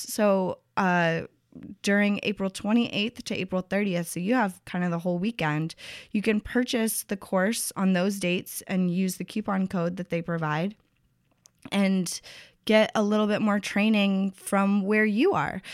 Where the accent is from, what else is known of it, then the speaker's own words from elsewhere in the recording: Tennessee, United States; my home state, Tennessee